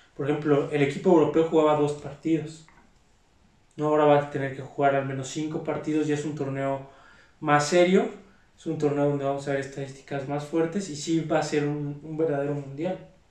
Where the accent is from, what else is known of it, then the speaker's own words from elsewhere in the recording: Mexico; como mexicanos